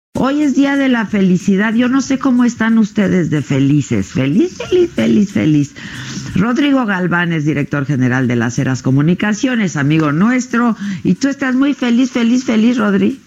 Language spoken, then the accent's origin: Spanish; Mexico